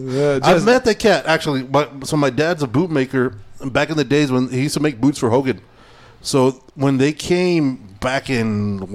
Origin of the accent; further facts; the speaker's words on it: Idaho, United States; Is that an excuse? I'm from Idaho, so I don't.